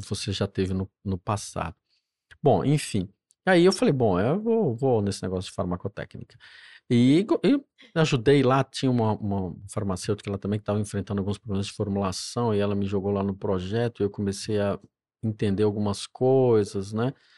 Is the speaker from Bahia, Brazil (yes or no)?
no; Juiz de Fora, Minas Gerais, Brazil; accent: mineiro; moved away as an adult; also born or lived in Cataguases; now in São Paulo, Brazil; do interior de Minas Gerais, né? uma cidade chamada Cataguás